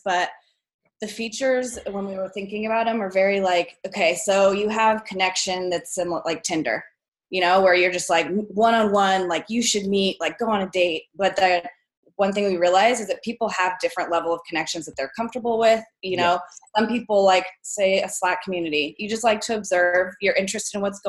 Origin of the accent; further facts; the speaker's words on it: Portland, United States; I came back to my hometown, and I was in Portland for about a year